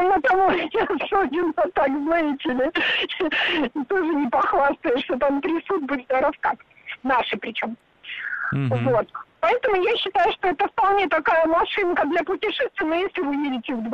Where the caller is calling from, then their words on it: Moscow, Russia; я из Москвы.